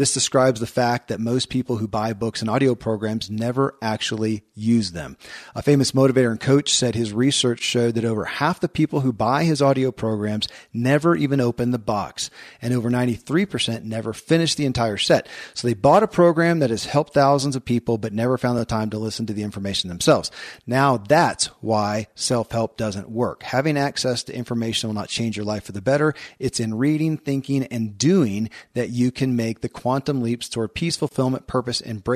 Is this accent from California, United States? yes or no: no; Kentucky, United States; I grew up in Kentucky